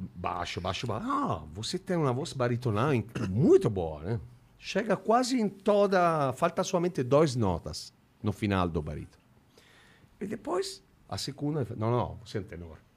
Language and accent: Portuguese; Italy; Portuguese is a second language; eu sou italiano